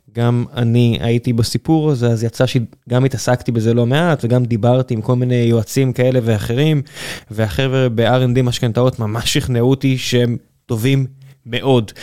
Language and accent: Hebrew; Beersheba, Southern District, Israel; moved away; אני כבאר שבעי לשעבר